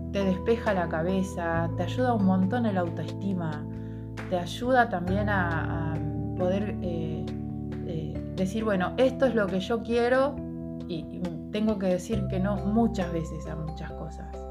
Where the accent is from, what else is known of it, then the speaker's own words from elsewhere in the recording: Ramallo, Buenos Aires Province, Argentina; en mi pueblo, Ramallo